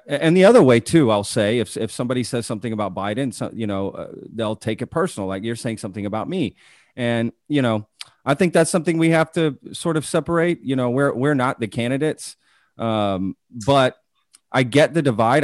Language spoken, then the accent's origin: English; Texas, United States; also born or lived in Omaha; I grew up in Texas